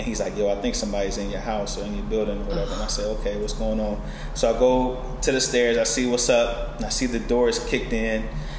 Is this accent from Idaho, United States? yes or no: no; Chicago, Illinois, United States; now in Northern Virginia, United States; personally, I'm from Chicago, and I moved to Northern Virginia with my father when he was stationed at the Pentagon.